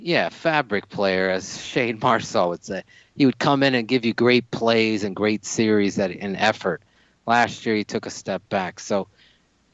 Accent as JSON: {"language": "English", "town": "Meriden", "region": "Connecticut", "country": "United States", "tie": "born or raised there", "said": "a guy from my hometown, Jonathan Jenkins, from Meriden, Connecticut"}